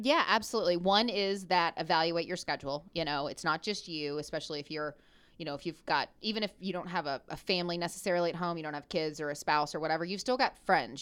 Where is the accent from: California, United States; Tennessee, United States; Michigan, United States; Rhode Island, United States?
Tennessee, United States; Memphis; I'm from Memphis, Tennessee.